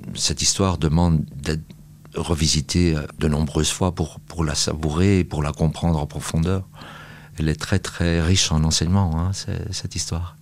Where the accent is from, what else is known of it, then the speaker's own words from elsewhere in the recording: Brussels, Brussels-Capital Region, Belgium; J'ai grandi à Saint-Gilles, euh, une commune de, de Bruxelles